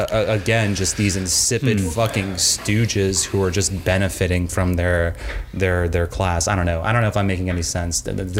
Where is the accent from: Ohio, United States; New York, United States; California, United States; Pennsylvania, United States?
New York, United States; Long Island; And I have always tried to either like downplay or like very histrionically disown the fact that I am from Long Island.